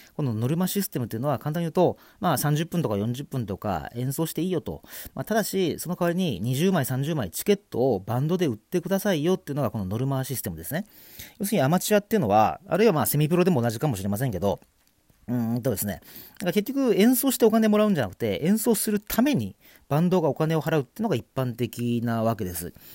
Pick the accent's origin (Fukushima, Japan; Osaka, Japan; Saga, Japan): Saga, Japan; 僕は佐賀県出身